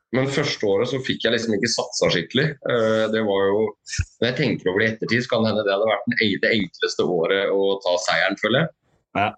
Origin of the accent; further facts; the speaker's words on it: Skien, Telemark, Norway; moved away; jeg er fra Skien